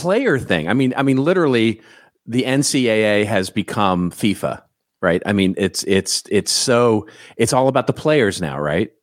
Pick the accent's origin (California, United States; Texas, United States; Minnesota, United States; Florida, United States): Texas, United States; I grew up in Texas